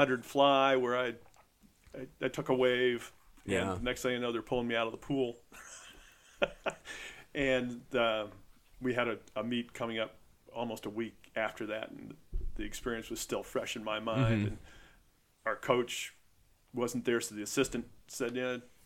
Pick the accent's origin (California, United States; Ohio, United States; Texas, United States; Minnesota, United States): Ohio, United States; Cleveland; moved away as an adult; also born or lived in New Jersey; now in Buffalo, United States; we grew up in Cleveland